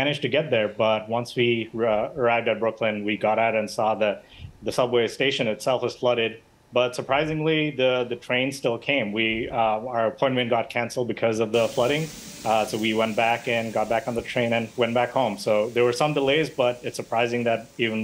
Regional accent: Bangladesh; now in New York, United States; I was born and raised in Bangladesh, and we see a lot of flooding there. But moving to New York

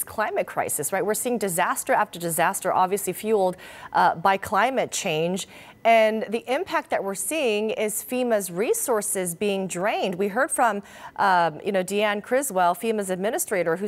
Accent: Southern California, United States; moved away; I'm from Southern California

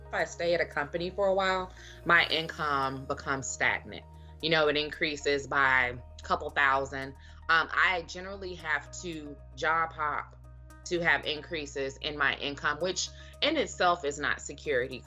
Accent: Dallas, Texas, United States; I'm from Dallas. I grew up there.

